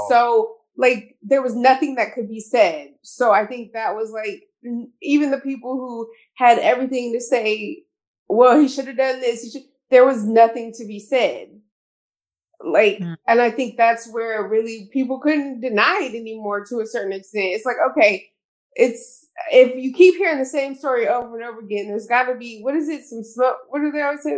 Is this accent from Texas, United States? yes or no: yes; Houston, Texas, United States; moved away; I'm from Houston